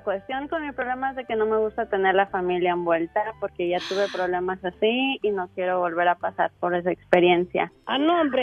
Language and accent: Spanish; Mexico; yo soy de México